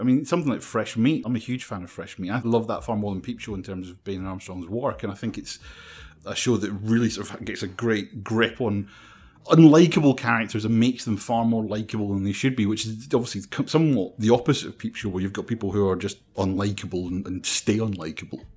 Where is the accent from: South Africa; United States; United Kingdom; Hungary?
United Kingdom; Scotland; being Scottish